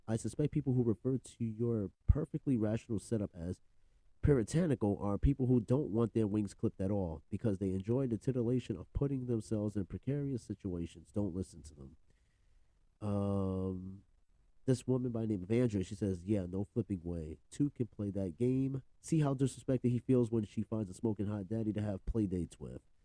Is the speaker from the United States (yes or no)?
yes; New York, United States; I'm from New York, but you know the Bronx